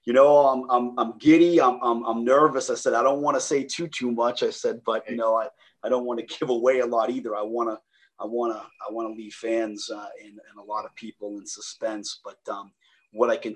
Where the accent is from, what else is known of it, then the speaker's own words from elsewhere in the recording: Lowell, Massachusetts, United States; accent: Boston; my family is my mom and dad. We're born and raised Lowell, Massachusetts